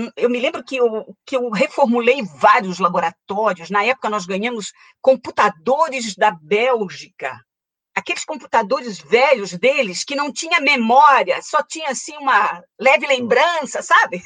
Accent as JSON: {"language": "Portuguese", "town": "Itajaí", "region": "Santa Catarina", "country": "Brazil", "tie": "born or raised there", "said": "Itajaí, cidade onde eu nasci, onde eu fiz essa, essa formação"}